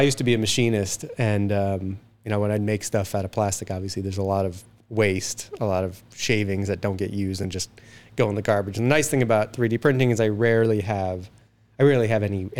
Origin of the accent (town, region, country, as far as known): New York, United States; born or raised there; moved away as an adult; also born or lived in Florida, United States / Los Angeles, United States; now in Canada